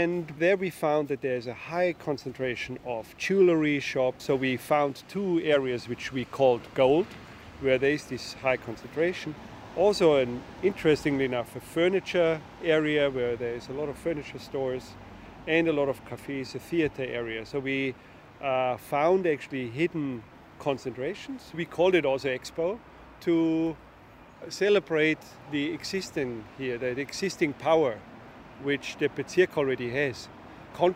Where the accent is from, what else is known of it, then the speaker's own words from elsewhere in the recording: Austria; I'm an architect from Austria.